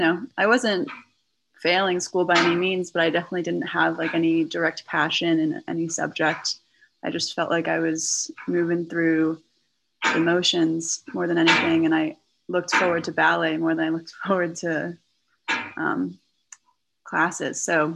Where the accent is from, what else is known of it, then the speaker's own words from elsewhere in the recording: New England, United States; also born or lived in New York City; Well, I hail from New England. I know you from my time in Acton, Massachusetts. I was born in New York City, the city that my parents met. I am a first-generation child.